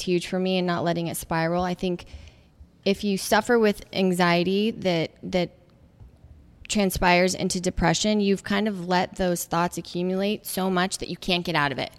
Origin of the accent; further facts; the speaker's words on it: Phoenix, Arizona, United States; moved away as an adult; now in Los Angeles, United States; Born and raised in Phoenix, Arizona. I've been out in LA now since 2000